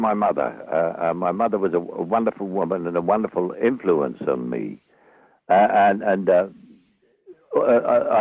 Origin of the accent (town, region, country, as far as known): London, United Kingdom; born or raised there; accent: Cockney